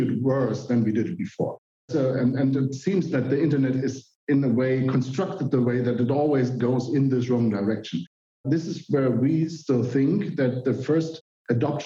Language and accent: English; Germany; I'm a computer scientist. I'm from Germany